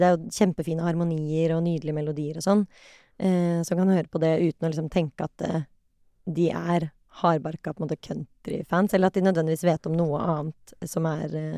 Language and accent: Norwegian; Oslo, Norway; jeg vokste opp på Kampen, og så flyttet vi da jeg var ti.